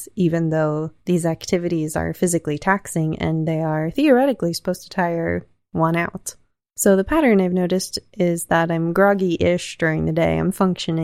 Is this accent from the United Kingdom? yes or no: no; the South, United States; I was raised in the South, not in religion, but around it